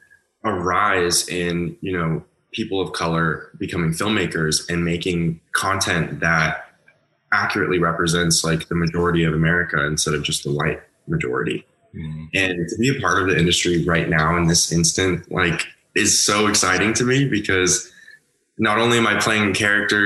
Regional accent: Southern California, United States; I grew up in Southern California. I was born and raised here.

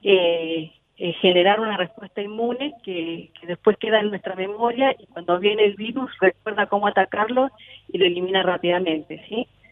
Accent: San Rafael, Mendoza, Argentina; now in Rivadavia, Argentina; Mi, mi terruño natal es San Rafael, pero hoy por cuestiones laborales estoy en Rivadavia, que es otro departamento de Mendoza

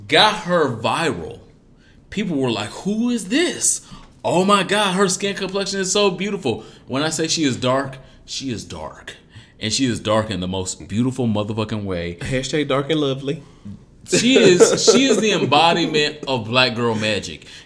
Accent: Detroit, Michigan, United States; I'm from Detroit

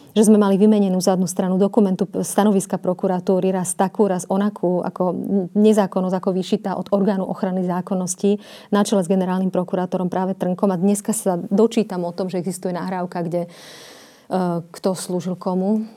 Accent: Slovakia; Slovenka automaticky, samozrejme. Na Slovensku sa narodila

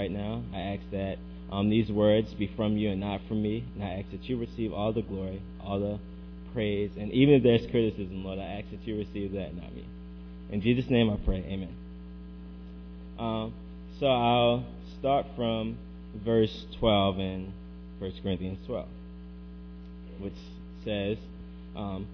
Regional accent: Baltimore, Maryland, United States; I'm from Baltimore

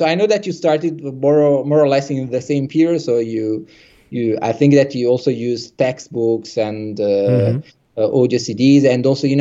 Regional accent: Italy; English is a second language; now in France; I'm from Italy, but I live in France

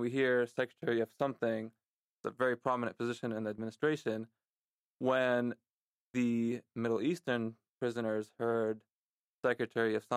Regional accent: Lebanon; moved away; also born or lived in San Diego, California; growing up in Lebanon

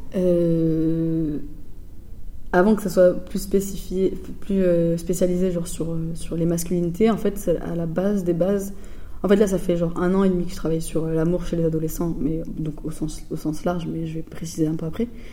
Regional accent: Floirac, Nouvelle-Aquitaine, France; moved away as an adult; also born or lived in Bègles; now in Marseille, France; je viens pas de la ville de Bordeaux, mais de ville à côté, donc de Florac et Bègle, euh, et donc, je viens de. j'ai grandi jusqu'à mes 15 euh, ans euh, dans une cité à Florac.

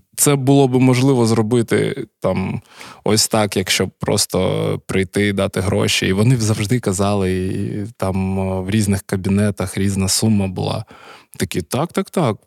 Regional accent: Kharkiv, Kharkiv Oblast, Ukraine; я народився у місті Харкові.

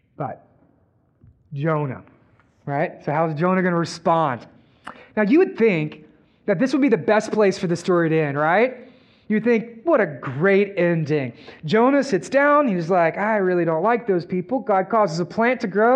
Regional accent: Texas, United States; We're from Texas

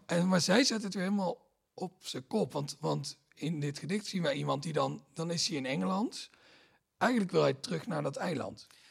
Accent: Limburg, Netherlands; ik kom uit Limburg, daar heb je heel weinig dominees

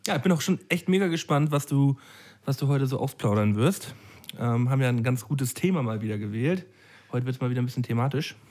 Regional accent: Flensburg, Schleswig-Holstein, Germany; moved away; im Urlaub in Flensburg, also in meiner Heimat

